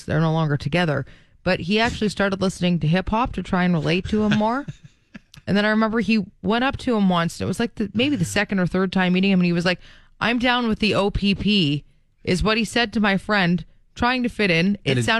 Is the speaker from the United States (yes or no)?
no; Prince Albert, Saskatchewan, Canada; From Prince Albert.